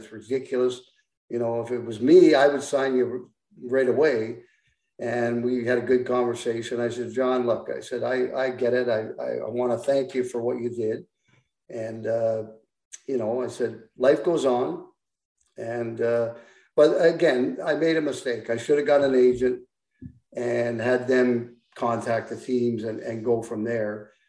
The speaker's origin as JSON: {"language": "English", "town": "Ottawa", "region": "Ontario", "country": "Canada", "said": "Yeah, and, you know, plus I'm from Ottawa."}